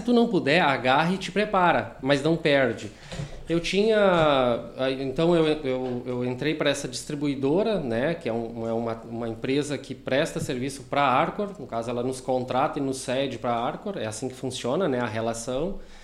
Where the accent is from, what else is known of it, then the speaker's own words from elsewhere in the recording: Taquari, Rio Grande do Sul, Brazil; now in Sapiranga, Brazil; eu sou natural de Taquari